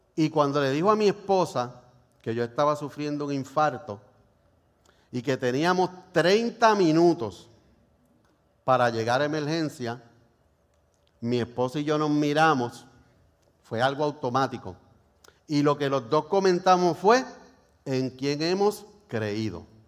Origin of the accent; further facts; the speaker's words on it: Puerto Rico; cómo somos los boricuas